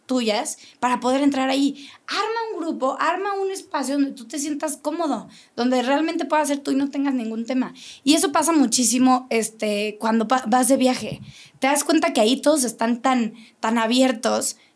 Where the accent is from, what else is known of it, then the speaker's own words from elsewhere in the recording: Querétaro, Mexico; Entonces, yo, yo soy queretana, pero conozco mucha gente de fuera que ha venido a poner aquí sus negocios